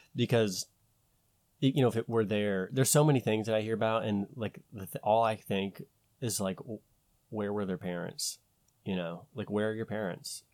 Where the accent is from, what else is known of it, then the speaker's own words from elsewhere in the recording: United States; we're American